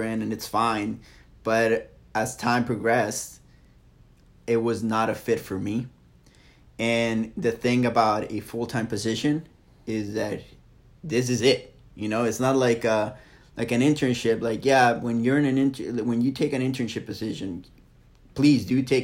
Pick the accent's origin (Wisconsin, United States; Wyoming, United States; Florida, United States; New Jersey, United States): Florida, United States; moved away as an adult; also born or lived in St. Louis; now in Charleston, United States; I grew up in Florida. St. Louis was my first winter